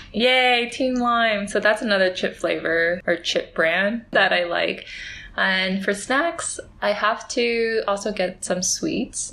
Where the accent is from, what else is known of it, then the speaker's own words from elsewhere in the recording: California, United States; I am from California